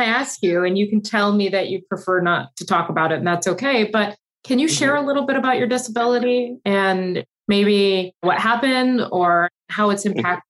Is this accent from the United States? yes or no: yes; Michigan, United States; Probably Michigan. Michigan would be colder, and that's where I grew up.